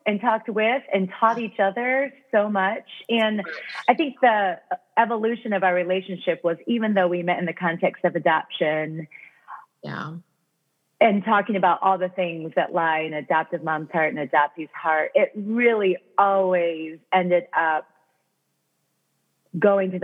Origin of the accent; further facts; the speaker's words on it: Michigan, United States; also born or lived in Korea / Indiana; I was born in Korea, and then I was adopted at 5 months into a pastor's home in Michigan. And I was raised in the 70s and 80s